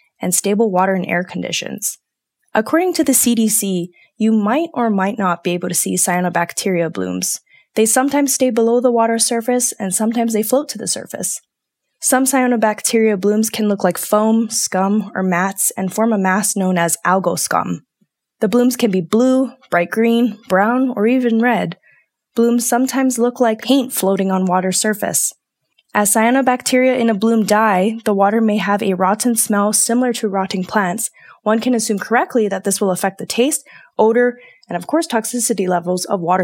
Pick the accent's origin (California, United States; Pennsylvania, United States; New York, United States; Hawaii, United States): Hawaii, United States; now in Colorado, United States; as someone who was born and raised in Hawaii